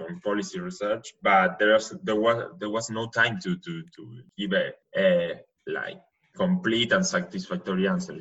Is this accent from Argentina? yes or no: yes; Buenos Aires, Argentina; English is a second language; moved away as an adult; now in Stanford, United States; I'm from Argentina, but from Buenos Aires more specifically, but I'm calling you from Stanford, California